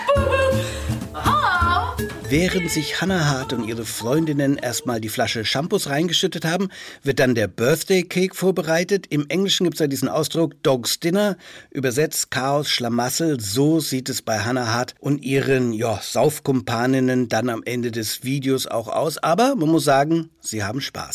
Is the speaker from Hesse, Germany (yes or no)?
no; Franconia, Bavaria, Germany; bei uns in Franken